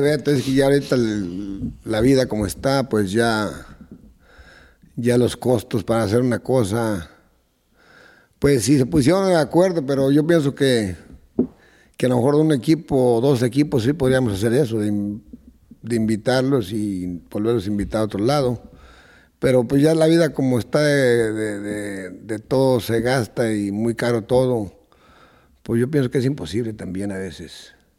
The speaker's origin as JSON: {"language": "Spanish", "town": "Nochistlán", "region": "Zacatecas", "country": "Mexico", "tie": "born or raised there", "moved": "yes", "said": "Yo soy originario de Nochistlán, Zacatecas"}